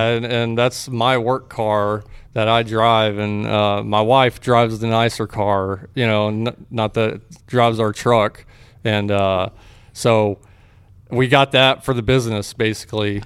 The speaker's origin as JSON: {"language": "English", "region": "Texas", "country": "United States", "tie": "born or raised there", "also_born_or_lived": "Fort Worth, Texas / Waco, Texas", "said": "I grew up, uh, in Fort Worth. I was born in Fort Worth. I grew up in different areas of Texas"}